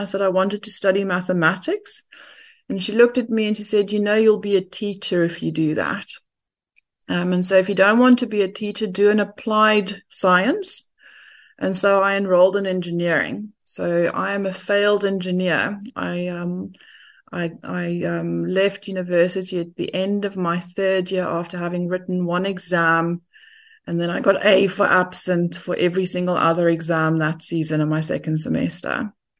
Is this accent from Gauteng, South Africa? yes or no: no; Durban, KwaZulu-Natal, South Africa; born there; I was born in Durban.